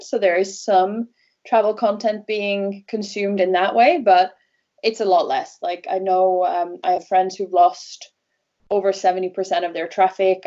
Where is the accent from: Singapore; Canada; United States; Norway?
Norway; first language Norwegian; English is a second language; also born or lived in Wales / London; here in the area where I grew up in Norway. I grew up by the fjords